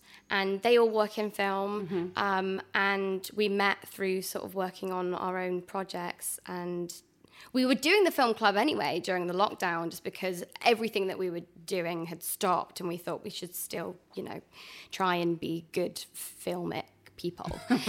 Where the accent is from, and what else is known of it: Bristol, South West England, United Kingdom; born or raised there; accent: Bristol; moved away as an adult